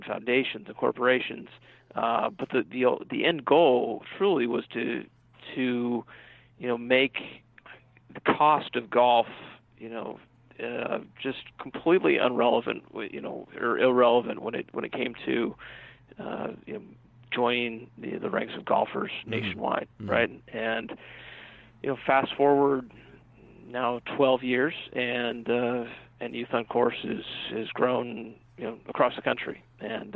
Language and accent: English; Northern California, United States; moved away as an adult; also born or lived in South Carolina; I was from Northern California and ended up going to Clemson University in the South